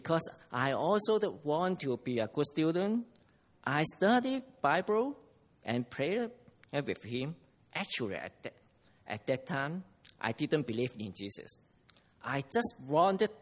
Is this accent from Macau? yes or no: yes; Macau; I come from Macau